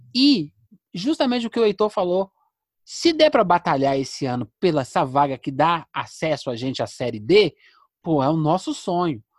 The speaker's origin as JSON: {"language": "Portuguese", "town": "Contagem", "region": "Minas Gerais", "country": "Brazil", "tie": "born or raised there", "said": "a cidade onde eu fui criado. É, nós somos contagem das abóbora"}